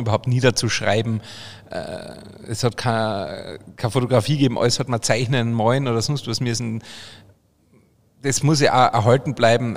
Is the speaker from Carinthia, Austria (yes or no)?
yes; Obervellach, Carinthia, Austria; now in Bavaria, Germany; bei uns in Österreich, in Kärnten